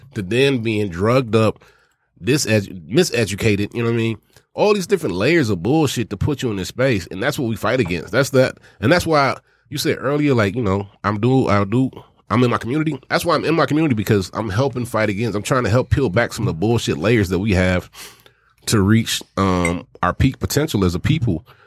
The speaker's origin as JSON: {"language": "English", "region": "Arkansas", "country": "United States", "said": "I'm from Arkansas"}